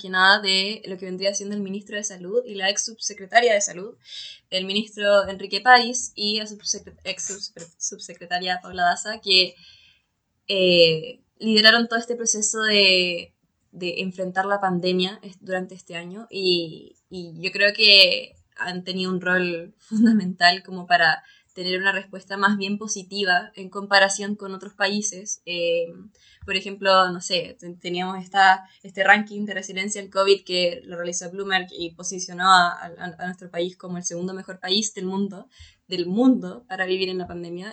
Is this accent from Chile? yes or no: yes; Chile; nosotros valoramos como, como chilenos, como chilenas